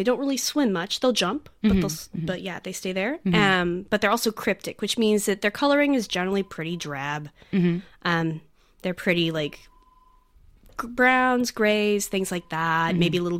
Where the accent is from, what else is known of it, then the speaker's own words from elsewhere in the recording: United States; now in Sydney, Australia; I'm from the United States